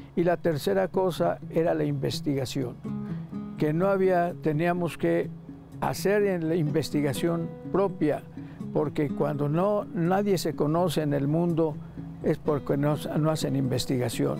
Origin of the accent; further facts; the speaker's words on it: Mexico; soy mexicano